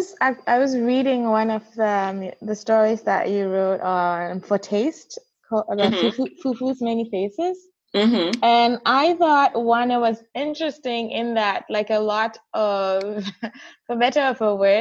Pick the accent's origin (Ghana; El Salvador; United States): Ghana; I said I was from Ghana